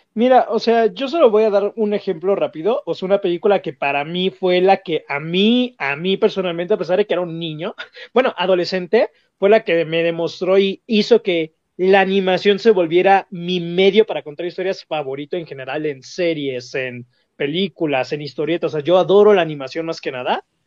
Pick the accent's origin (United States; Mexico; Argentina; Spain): Mexico; como mexicano